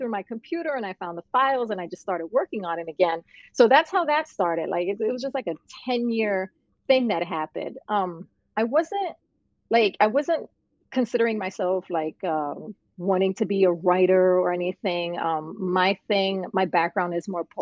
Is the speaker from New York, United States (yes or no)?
yes; New York City, New York, United States; also born or lived in Puerto Rico; I'm actually from Puerto Rico, but I grew up in Brooklyn, New York.